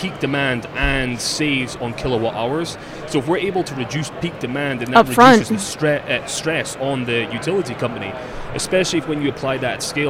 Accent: Scotland, United Kingdom; I'm from Scotland

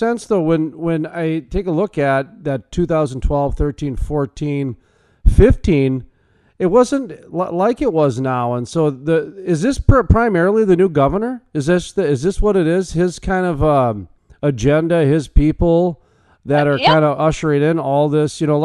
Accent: North Dakota, United States; I'm from North Dakota, where the Bakken play is

